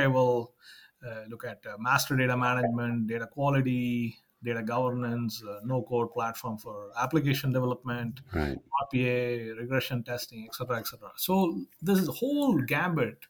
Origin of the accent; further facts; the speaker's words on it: Madurai, Tamil Nadu, India; now in Sacramento, United States; we are starting a huge campus in Madurai, my hometown